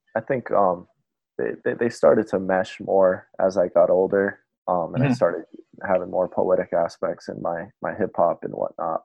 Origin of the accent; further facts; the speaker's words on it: Bristol, Rhode Island, United States; now in Providence, United States; I grew up in Bristol um, my whole life. Um, I went to you know all the public schools in this area.